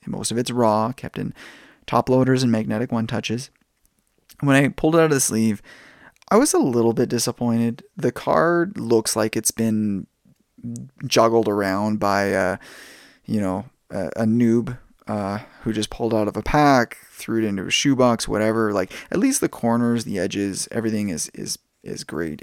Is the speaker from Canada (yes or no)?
yes; Canada; being a Canadian